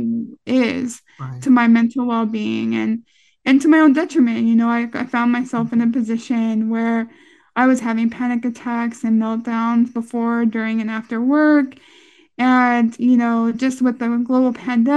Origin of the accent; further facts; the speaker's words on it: San Jose, California, United States; I grew up in East San Jose, predominantly Vietnamese and Hispanic neighborhood in San Jose, California.